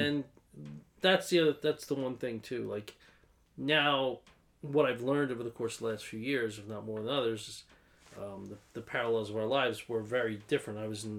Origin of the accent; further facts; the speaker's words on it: East Coast, United States; I grew up in the East Coast and it was a much different kind of mentality.